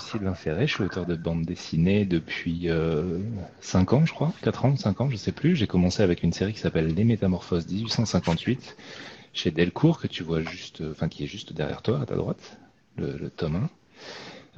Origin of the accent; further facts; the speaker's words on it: France; j'habite en France et que je suis français